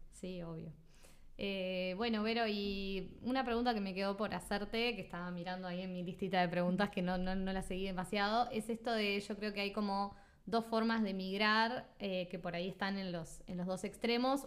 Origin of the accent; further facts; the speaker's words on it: Uruguay; also born or lived in Sweden / Australia / Spain; yo soy uruguaya y lo voy a seguir siendo siempre